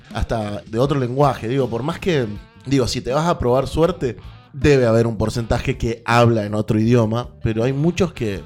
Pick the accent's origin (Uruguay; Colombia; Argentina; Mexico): Argentina; ser argentino